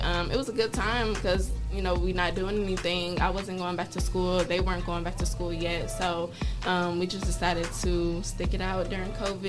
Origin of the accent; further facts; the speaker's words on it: Detroit, Michigan, United States; also born or lived in Bowling Green, Ohio; So, I grew up in Detroit.